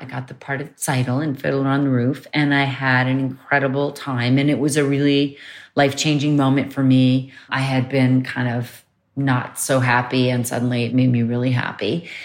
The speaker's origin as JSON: {"language": "English", "region": "New York", "country": "United States", "tie": "born or raised there", "also_born_or_lived": "Croton-on-Hudson", "said": "I grew up mostly in Manhattan"}